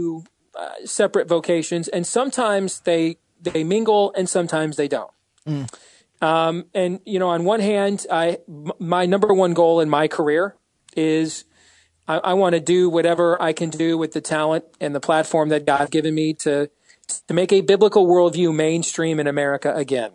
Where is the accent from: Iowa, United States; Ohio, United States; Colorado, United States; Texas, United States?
Iowa, United States; my home state of Iowa